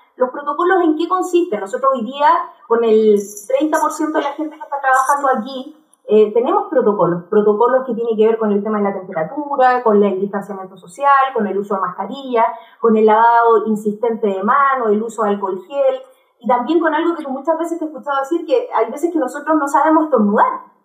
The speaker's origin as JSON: {"language": "Spanish", "country": "Chile", "said": "Todos somos chilenos"}